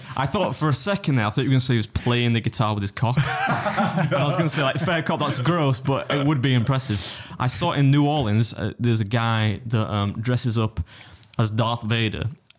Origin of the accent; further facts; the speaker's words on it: United Kingdom; As a British person